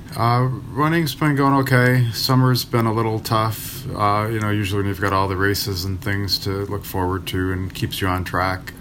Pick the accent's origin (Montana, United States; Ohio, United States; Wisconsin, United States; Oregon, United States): Wisconsin, United States; Milwaukee; the neighborhood that I grew up in in River West